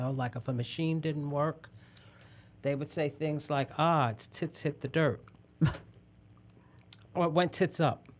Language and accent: English; New York, United States; I'm from New York